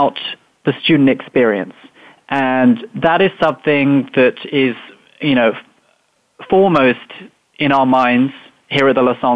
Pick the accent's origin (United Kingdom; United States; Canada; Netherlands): United Kingdom; moved away; as you might tell from my accent, I grew up in England, just outside London